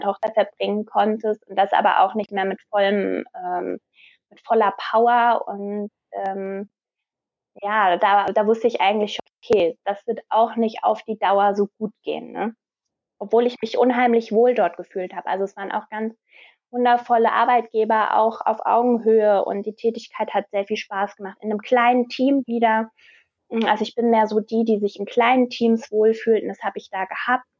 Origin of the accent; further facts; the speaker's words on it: Wiesbaden, Hesse, Germany; Ich komme aus Wiesbaden